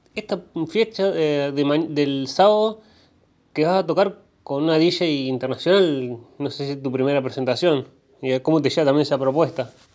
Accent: Rosario, Santa Fe, Argentina; soy rosarino

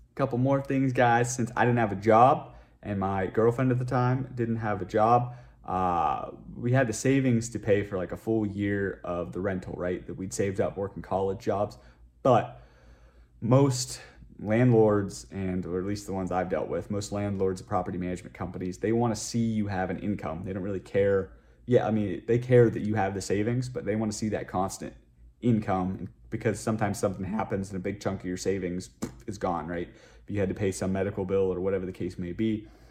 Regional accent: western Pennsylvania, United States; moved away as an adult; also born or lived in Rochester, New York; now in Las Vegas, United States; I'm originally from a small town in western Pennsylvania

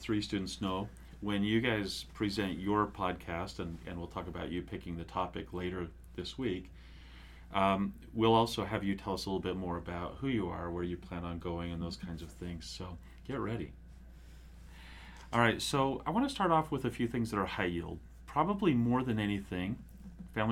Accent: Cedar City, Utah, United States; I grew up there

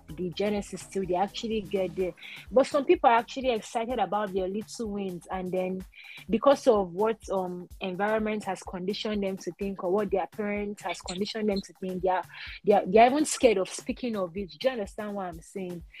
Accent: Nigeria; as a Nigerian

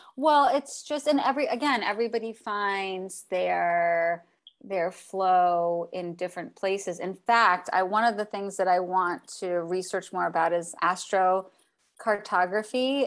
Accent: Miami, Florida, United States; moved away; I'm from Miami

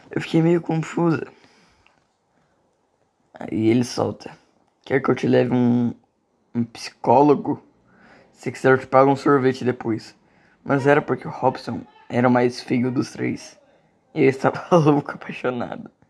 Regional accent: Minas Gerais, Brazil; Sou do sul de Minas. Não sei se é essa é uma gíria da minha cidade

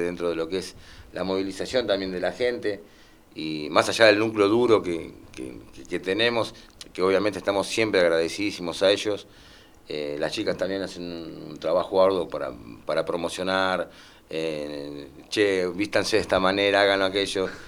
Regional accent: Lomas de Zamora, Buenos Aires Province, Argentina; Somos gente que somos del barrio de Loma Zamora, nacidos acá

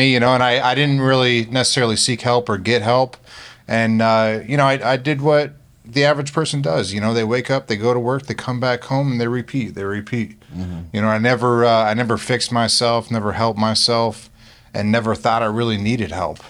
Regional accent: Pennsylvania, United States; now in Florida, United States; In Northeast Pennsylvania.

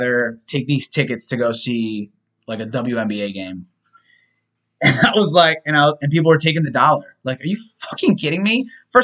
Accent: United States; I am American. I was born here.

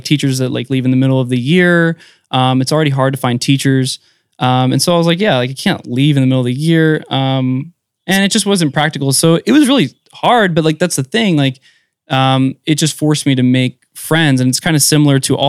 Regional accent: East Coast, United States; I grew up on the East Coast

